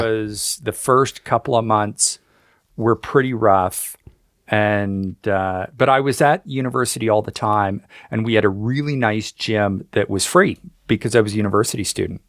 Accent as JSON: {"language": "English", "country": "Canada", "said": "I'm Canadian"}